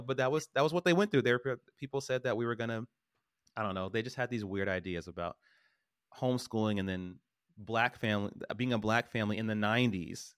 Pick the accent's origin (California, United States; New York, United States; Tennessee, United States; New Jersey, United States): California, United States; Stockton; I grew up in Stockton.